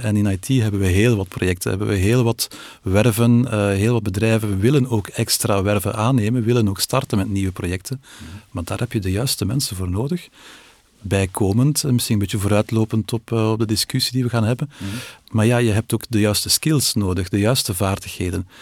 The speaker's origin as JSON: {"language": "Dutch", "country": "Belgium"}